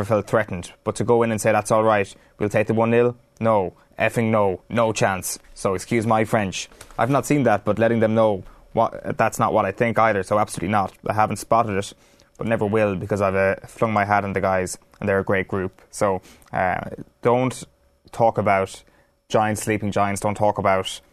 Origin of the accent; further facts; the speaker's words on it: Ireland; speaking as an Irish person